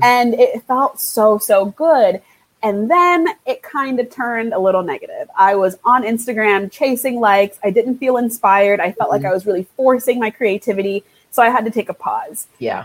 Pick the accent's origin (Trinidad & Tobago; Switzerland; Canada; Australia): Trinidad & Tobago; now in United States; I'm from Trinidad and Tobago. That is where I was born. That's where a lot of my family is, my mother country